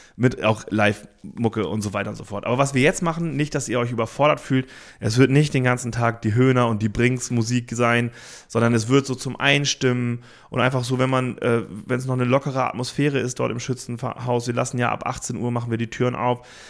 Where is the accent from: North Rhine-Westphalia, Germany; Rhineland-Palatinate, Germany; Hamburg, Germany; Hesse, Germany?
Hamburg, Germany; moved away as an adult; also born or lived in Cologne; wir als Hamburger äh, Kids, als wir da nach Köln gezogen sind